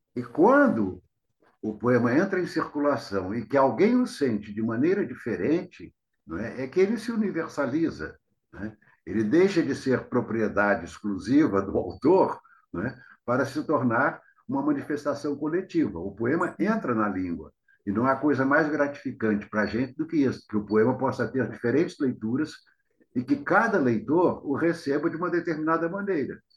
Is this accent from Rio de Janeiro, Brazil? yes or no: yes; Rio de Janeiro, Brazil; also born or lived in Itaperuna, Rio de Janeiro, Brazil; Eu fui criado no Rio, fui para o Rio com 10 anos, quando meus pais se mudaram